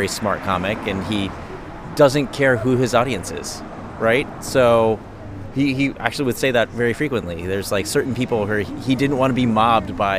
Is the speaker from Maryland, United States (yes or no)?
yes; Baltimore, Maryland, United States; now in New Jersey, United States; I was originally from Baltimore, Maryland, and I live in New Jersey now.